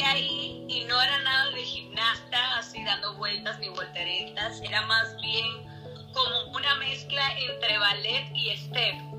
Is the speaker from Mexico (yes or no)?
no; Santiago de los Caballeros, Santiago, Dominican Republic; donde yo soy, de la República Dominicana, en Santiago